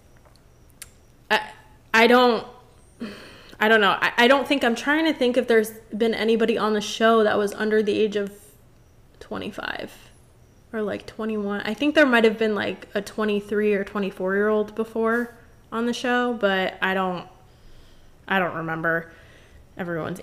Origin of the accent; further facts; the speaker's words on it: Florida, United States; I was born and raised in Florida. I've lived here my whole life.